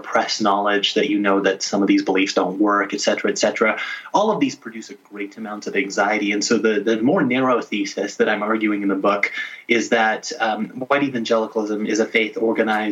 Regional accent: Little Rock, Arkansas, United States; I grew up in Little Rock, Arkansas

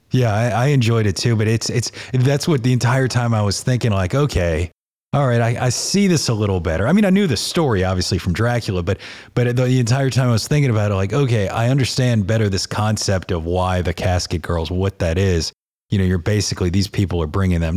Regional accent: New Orleans, Louisiana, United States; growing up in New Orleans

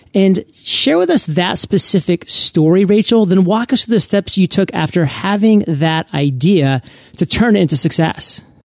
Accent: Maine, United States; I come from Maine

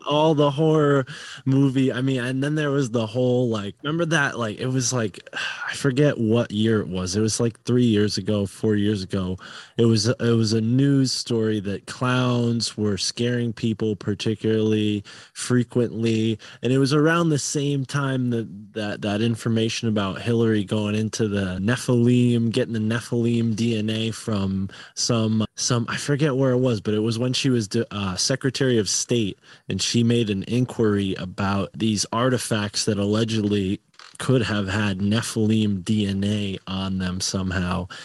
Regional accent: Northeast, United States; I was born in the Northeast

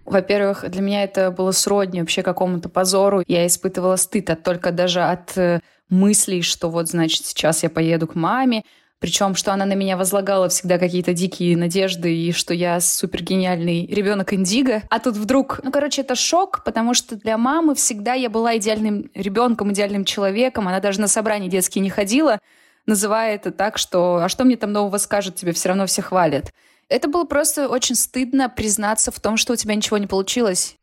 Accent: Nizhnevartovsk, Khanty-Mansi Autonomous Okrug, Russia; moved away as an adult; also born or lived in Omsk; now in Moscow, Russia; я из Нижневартовска, это очень маленький город

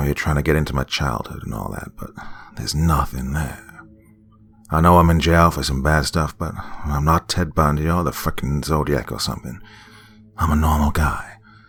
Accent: Altoona, Pennsylvania, United States; I'm originally from Pennsylvania. Altoona, actually.

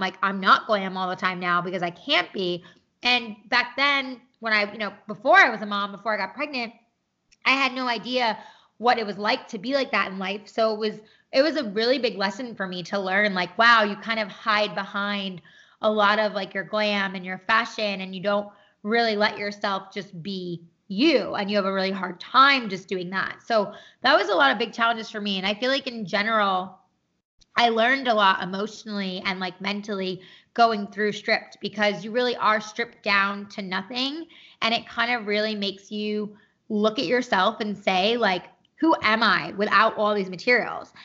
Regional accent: New York, United States; moved away as an adult; now in Los Angeles, United States; I am originally from New York.

